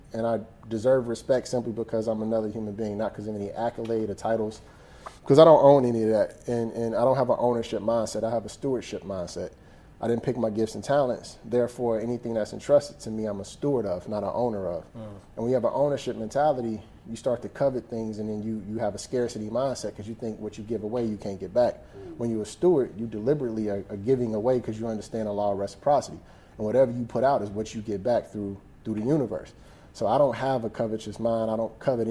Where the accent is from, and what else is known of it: Chicago, Illinois, United States